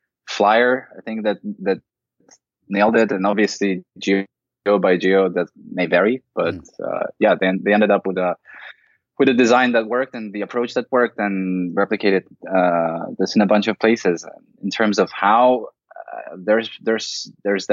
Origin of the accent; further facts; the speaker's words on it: Latvia; now in Berlin, Germany; I come from Latvia, in Eastern Europe originally. I'm based in Berlin now